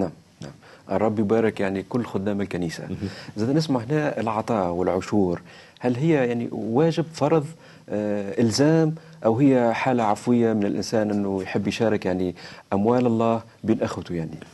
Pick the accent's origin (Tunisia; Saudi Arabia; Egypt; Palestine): Tunisia; accent: Tunisian; لهجتنا، لهجة تونسية